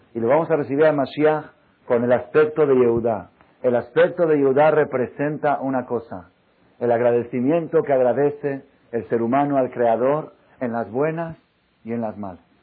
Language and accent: Spanish; Mexico; Todos los mexicanos venimos de Dan